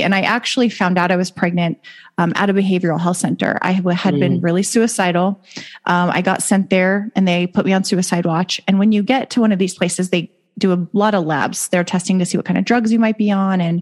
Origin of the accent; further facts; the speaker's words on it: Las Vegas, Nevada, United States; moved away as an adult; I actually grew up here. I just moved back, so I've been gone for a decade